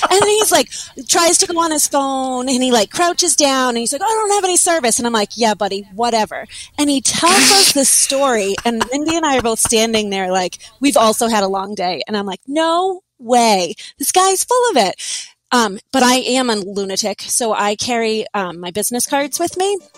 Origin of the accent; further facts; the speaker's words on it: Amesbury, Massachusetts, United States; This guy's from Amesbury, Mass, and I'm from Amesbury, Mass.